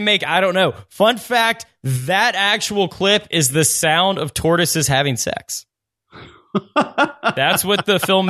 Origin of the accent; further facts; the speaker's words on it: New Orleans, Louisiana, United States; I grew up in New Orleans, an hour away from you.